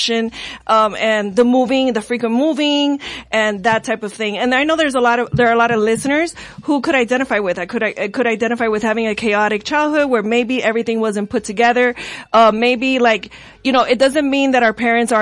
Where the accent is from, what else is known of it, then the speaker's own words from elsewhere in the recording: Hialeah, Florida, United States; I grew up. I'm a Hialeah girl. I grew up in Hialeah.